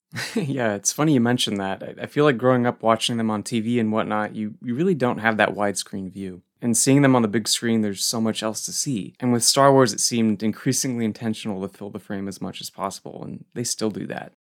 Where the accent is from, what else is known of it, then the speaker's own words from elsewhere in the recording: Goleta, California, United States; my hometown branch in Goleta